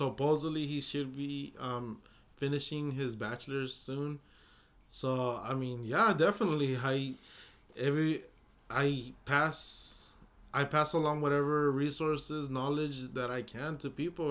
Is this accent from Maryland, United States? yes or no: no; Los Angeles area, California, United States; first language Spanish; English is a second language; moved away; I always thought I lived in LA, and it turned out the name of the city is not